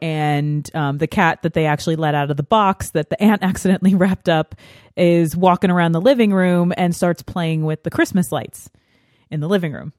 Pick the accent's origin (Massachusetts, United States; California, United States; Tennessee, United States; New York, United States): New York, United States; I grew up in New York State, so it gets pretty snowy here.